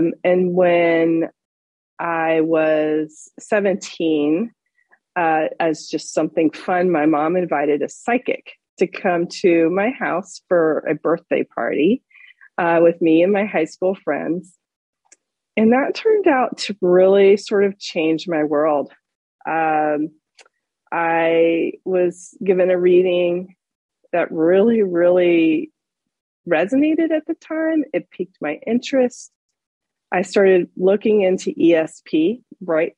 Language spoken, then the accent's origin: English; Florida, United States; moved away as an adult; also born or lived in western United States; Growing up in Florida, and then being out west in the wide open spaces near where you are right now in Utah